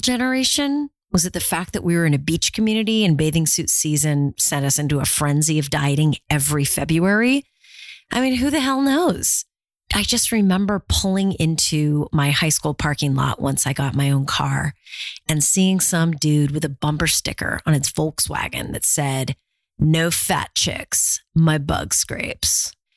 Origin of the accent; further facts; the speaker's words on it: Orange County, California, United States; I grew up in Orange County, California